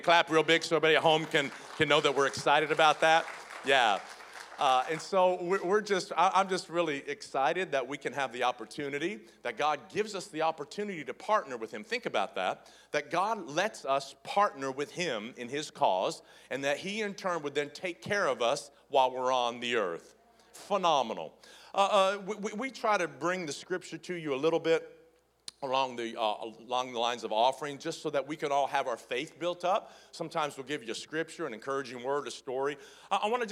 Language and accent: English; the South, United States; I grew up in the South